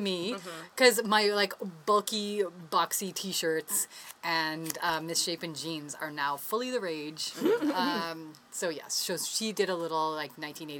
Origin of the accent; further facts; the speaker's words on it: New Brunswick, Canada; when I moved here, was apparently very unfashionable. I came from New Brunswick.